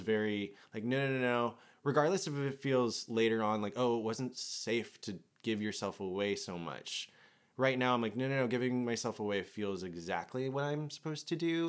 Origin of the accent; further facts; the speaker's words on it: United States; having, like, an immigrant parent and growing up in America